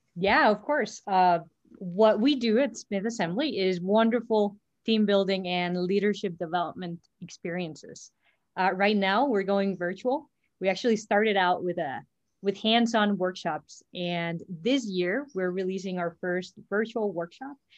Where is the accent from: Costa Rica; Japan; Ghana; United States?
Costa Rica; I am Costa Rican, born and raised in Costa Rica